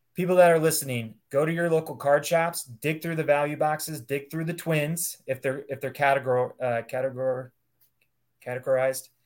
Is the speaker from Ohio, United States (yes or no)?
yes; Ohio, United States; moved away; also born or lived in Cincinnati, Ohio; I grew up in Ohio, went to school at Cincinnati